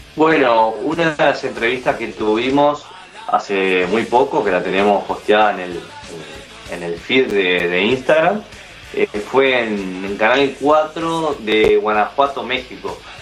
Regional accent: San Ramón, Canelones, Uruguay; nací en San Ramón, que es una ciudad, la ciudad más al norte de Canelones.

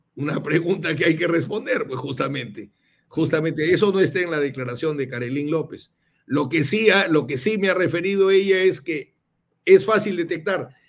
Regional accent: Chiclayo, Lambayeque, Peru; yo soy de Chiclayo

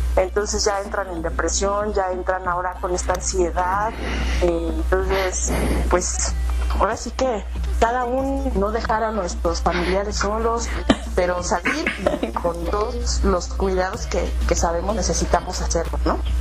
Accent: Mexico; como buen mexicano

